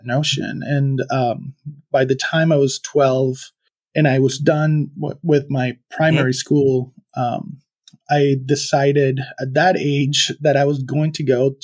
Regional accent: Venezuela; moved away as an adult; now in United States; I was born and raised in Venezuela

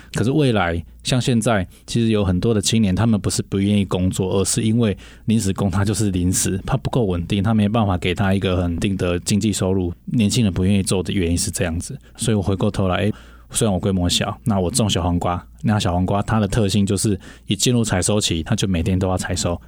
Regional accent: Shuilin, Yunlin County, Taiwan; moved away as an adult; 从小就在乡下长大

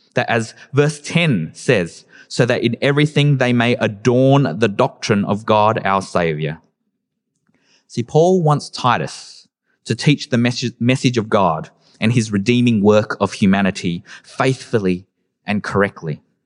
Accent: Adelaide, South Australia, Australia; growing up in Adelaide, during the early and late two thousands

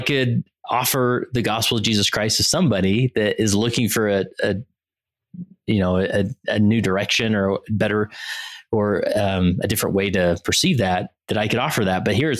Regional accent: Utah, United States; I'm born and raised in Utah, and there's this desire for me to get out of the bubble.

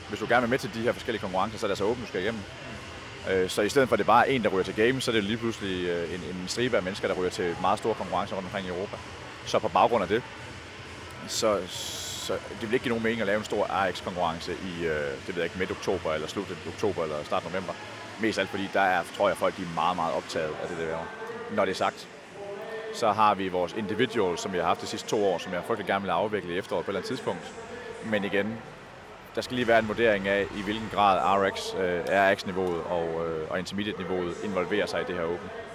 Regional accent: Aalborg, North Denmark Region, Denmark; jeg er selv fra Aalborg

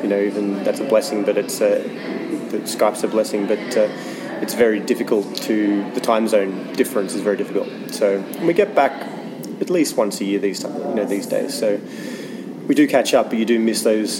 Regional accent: Melbourne, Victoria, Australia; moved away as an adult; also born or lived in Sunshine Coast, Queensland / Brisbane; now in United Kingdom; I originally hail from Australia.

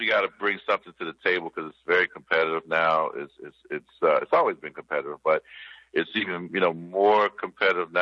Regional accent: Kansas City, Missouri, United States; moved away as an adult; also born or lived in St. Louis, Missouri; I came from Kansas City. I'm born in St. Louis, so I claim both. So it was like St. Louis, Missouri, Kansas City, Missouri, but mainly raised in Kansas City.

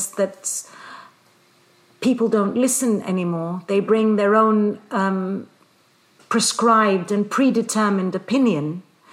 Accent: Athens, Attica, Greece; moved away as an adult; also born or lived in London; now in Brussels, Belgium; I was born in Athens, studied in London, and now live in Brussels.

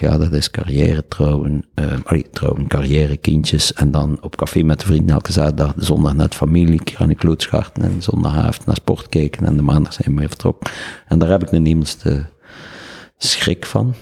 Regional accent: Ghent, Flanders, Belgium; Ik ben opgevoed bij de Jesuites in Barbara College

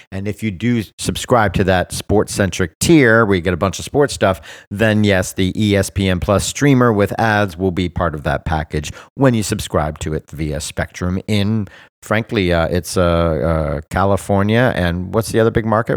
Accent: Bermuda; my home country of Bermuda

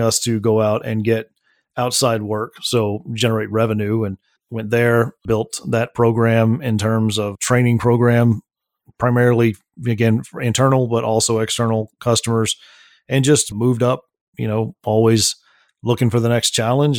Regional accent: Midland, Texas, United States; that was all out in Midland, Texas. That's where I was born and raised

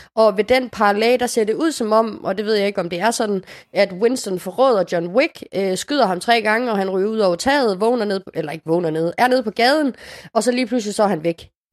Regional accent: Casablanca, Casablanca-Settat, Morocco; now in Denmark; min hjemby i det nordafrikanske Casablanca

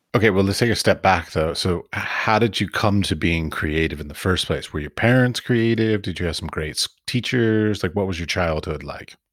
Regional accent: Washington, District of Columbia, United States; moved away as an adult; also born or lived in Iowa / San Francisco; I was raised in Washington, D.C.

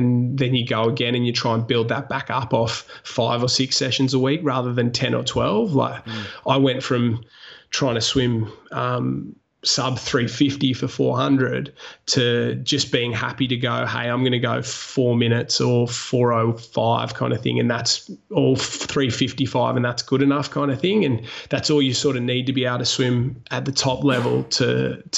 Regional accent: Wollongong, New South Wales, Australia; also born or lived in Sydney; I moved home from Sydney to Wollongong, was living with mum and dad

